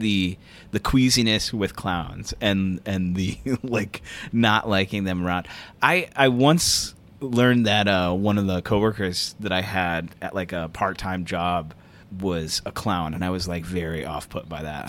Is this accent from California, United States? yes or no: no; Michigan, United States; my home state is Michigan